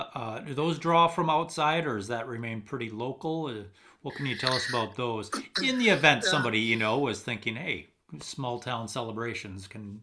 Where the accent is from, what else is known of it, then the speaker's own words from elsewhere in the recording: Stillwater, Minnesota, United States; we are from Stillwater, which is also a small town.